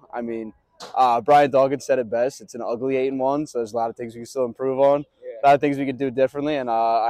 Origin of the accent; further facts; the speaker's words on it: Columbus, New Jersey, United States; I'm from Columbus, New Jersey.